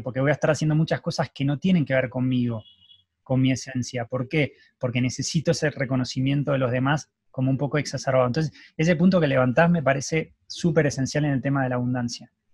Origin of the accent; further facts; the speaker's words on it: Argentina; yo nací en Argentina